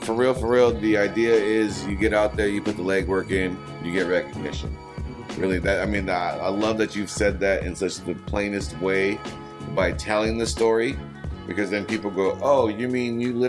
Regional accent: Fresno, California, United States; But I'm from Fresno, so if y'all want to do any business when we in your city, or we in Miami, or we in wherever, that's what's up. But come to Fresno, bring your business to Fresno

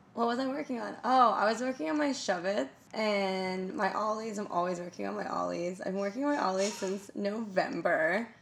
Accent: United States; I'm super American

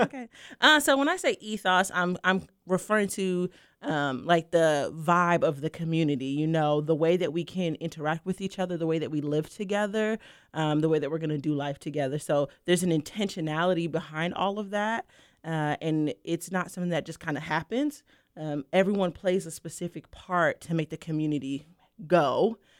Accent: New York City, New York, United States; I'm originally from Brooklyn, New York

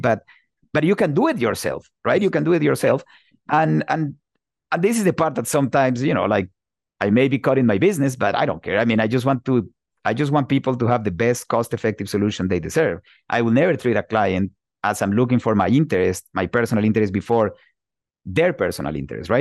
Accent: Bogota, Bogotá Capital District, Colombia; moved away as an adult; also born or lived in Pittsburgh, Pennsylvania, United States; now in United States; I'm originally from Bogota, Colombia

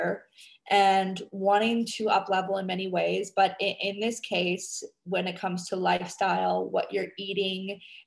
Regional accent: Canada; now in Indonesia; I'm a Canadian girl living on a tiny ass tropical island in Indonesia.

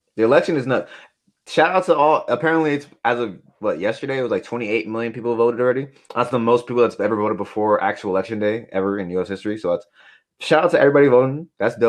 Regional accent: Bellflower, California, United States; I'm from Bellflower.

